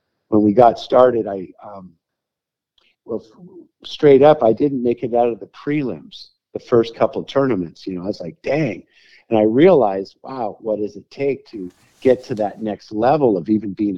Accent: Santa Barbara, California, United States; I grew up in Santa Barbara

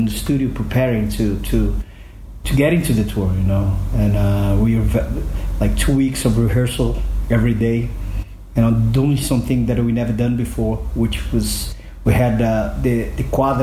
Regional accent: Belo Horizonte, Minas Gerais, Brazil; now in São Paulo, Brazil; I came to my hometown, Belo Horizonte, to stay with my mom and my sister

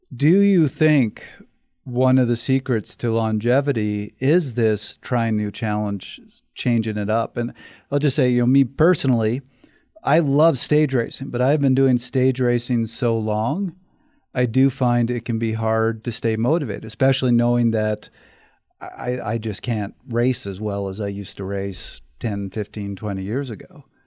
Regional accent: Canada; I'm from Canada

